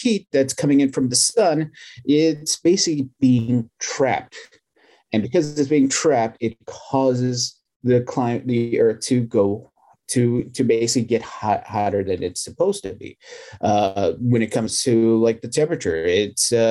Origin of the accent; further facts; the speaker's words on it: Texas, United States; I'm from Texas